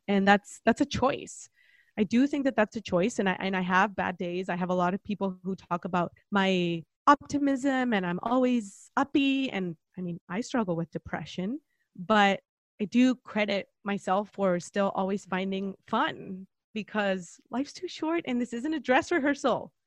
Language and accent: English; Mexico; moved away as an adult; now in San Diego, United States; I'm originally from Mexico, but I've been here for coming up on a decade.